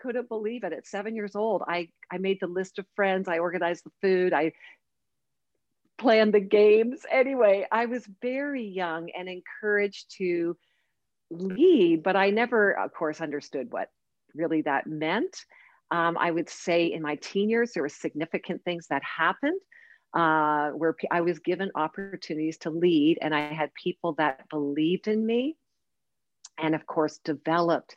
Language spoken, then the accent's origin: English; Oshawa, Ontario, Canada; I grew up in the town of Oshawa, Ontario, Canada